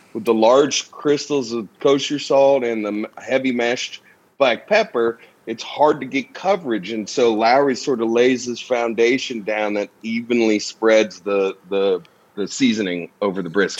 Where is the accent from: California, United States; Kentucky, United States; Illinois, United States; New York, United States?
Kentucky, United States; my hometown. Kentucky isn't very well known